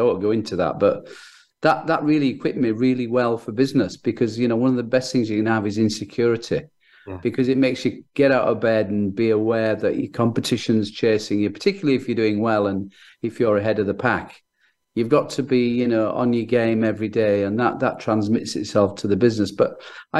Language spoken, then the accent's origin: English; Leeds, Yorkshire and the Humber, United Kingdom; accent: Northern English; I was born in Leeds